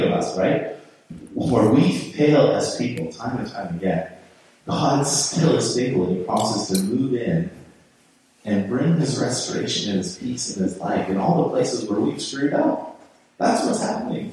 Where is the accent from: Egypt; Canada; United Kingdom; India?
Canada; I'm just Canadian